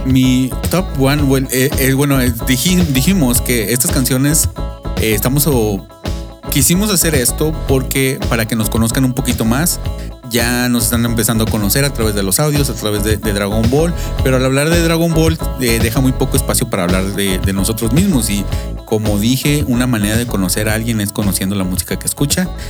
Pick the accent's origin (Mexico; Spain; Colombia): Mexico; Monterrey, Nuevo León; yo vengo de una zona, eh, metropolitana de, de Nuevo León que se llama en, en el estado, en la ciudad de Monterrey, para ser más exactos, al noreste de México